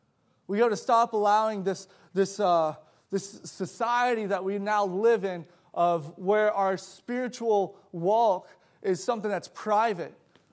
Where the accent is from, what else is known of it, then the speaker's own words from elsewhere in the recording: South Africa; I grew up in South Africa for about 6 years of my life.